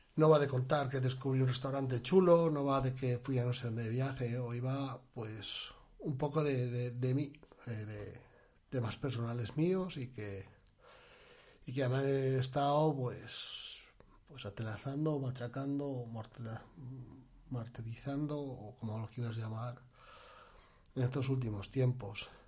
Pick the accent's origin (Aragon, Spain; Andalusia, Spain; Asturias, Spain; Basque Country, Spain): Asturias, Spain; moved away as an adult; now in Albacete, Spain; soy de Asturias y en Albacete tengo familia